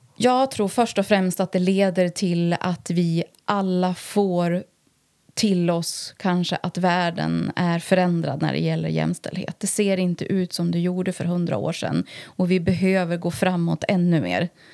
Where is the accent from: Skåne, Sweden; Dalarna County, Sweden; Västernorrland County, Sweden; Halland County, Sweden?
Västernorrland County, Sweden; Härnösand; jag är född och uppvuxen eh, på Bornsjöhöjden faktiskt. Och eh, har väl bott här mer eller mindre hela mitt liv förutom några år utomlands då